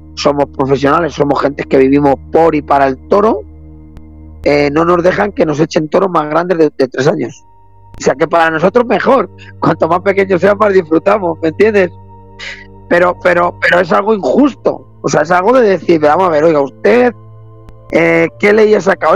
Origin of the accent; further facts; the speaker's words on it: Arganda del Rey, Community of Madrid, Spain; soy de Arganda del Rey